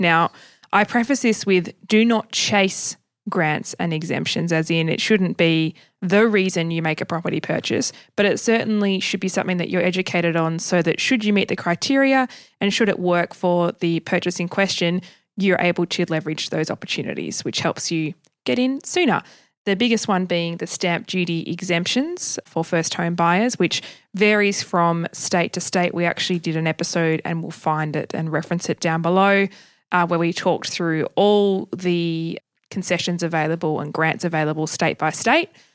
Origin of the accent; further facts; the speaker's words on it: Tasmania, Australia; I grew up in Tasmania and we're ten years behind everybody else.